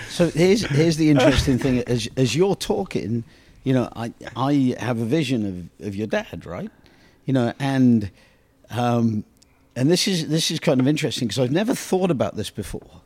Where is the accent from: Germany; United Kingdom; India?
United Kingdom; England; moved away; growing up in England